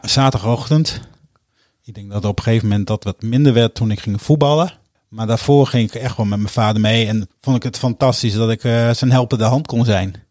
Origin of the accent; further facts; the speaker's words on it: Hoogkerk, Groningen, Netherlands; moved away as an adult; now in Utrecht, Netherlands; Ik ben geboren en getogen in Hoogkerk, een dorpje vlak onder Groningen. Daar heb ik eh, mijn eerste 20 jaar van mijn leven eh, doorgebracht